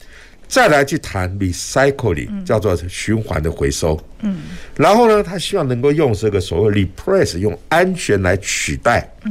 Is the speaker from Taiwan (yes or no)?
yes; Taiwan; 这也是我觉得身为一个台湾人非常骄傲的地方。